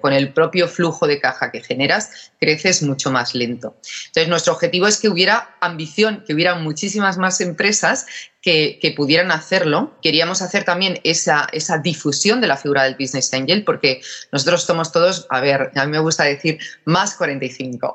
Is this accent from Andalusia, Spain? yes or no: yes; Málaga, Andalusia, Spain; moved away; also born or lived in Germany / England / United States; yo soy de Málaga